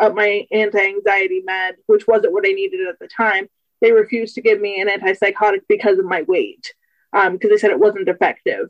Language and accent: English; United States; I'm 24 from the United States